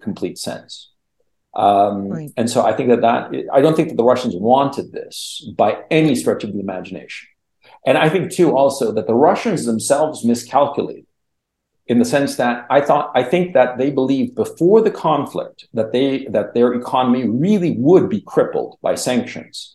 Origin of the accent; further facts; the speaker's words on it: Chile; now in Kharkiv, Ukraine; I'm from Chile